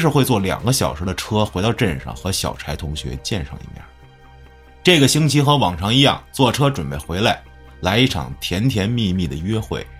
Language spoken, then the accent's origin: Chinese; Beijing, China; also born or lived in Chifeng, Inner Mongolia; 是一个从北京长大的内蒙古孩子。而这件事儿就发生在我的老家内蒙古赤峰市克拉沁旗锦山镇。